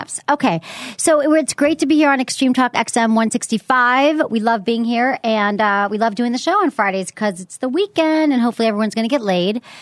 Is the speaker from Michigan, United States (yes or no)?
yes; Detroit, Michigan, United States; now in San Francisco, United States; I'm from Michigan.